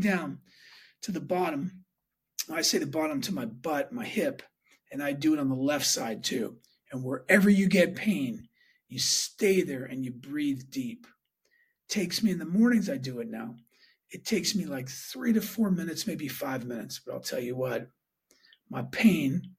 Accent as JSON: {"language": "English", "town": "Pittsburgh", "region": "Pennsylvania", "country": "United States", "tie": "born or raised there", "moved": "yes", "said": "Went back for my nephew's wedding to Pittsburgh, my hometown where I grew up."}